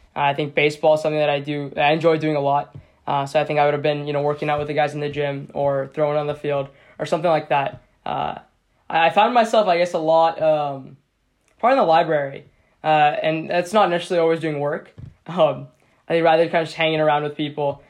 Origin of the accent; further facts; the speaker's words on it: Seattle, Washington, United States; I'm from Seattle, Washington as well